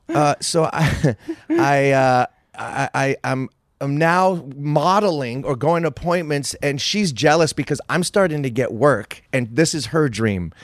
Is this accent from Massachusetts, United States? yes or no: no; San Francisco, California, United States; also born or lived in Oakland / West Covina, California; It's my hometown